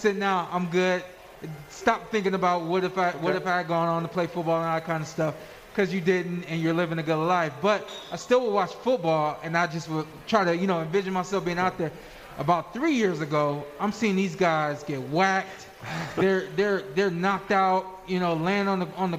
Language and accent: English; United States; I am an American. I think that I'm proud of where I live and where I'm from